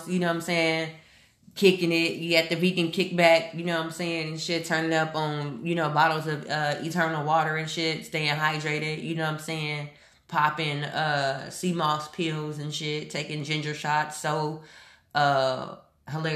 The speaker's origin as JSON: {"language": "English", "town": "Houston", "region": "Texas", "country": "United States", "tie": "born or raised there", "also_born_or_lived": "Omaha, Nebraska", "moved": "as an adult", "said": "when I left Houston last year"}